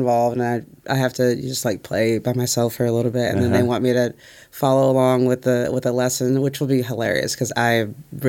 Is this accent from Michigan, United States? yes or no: yes; Detroit, Michigan, United States; also born or lived in Texas / Jordan; now in Nashville, United States; I'm from Detroit